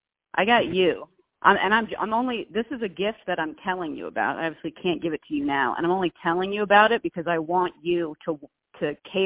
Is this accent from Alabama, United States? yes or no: no; California, United States; I'm Californian, dude. I'm basically from Mexico.